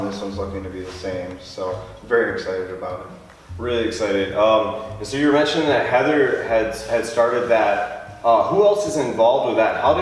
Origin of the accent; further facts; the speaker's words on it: Big Rapids, Michigan, United States; born there; well, I, I was born in Big Rapids.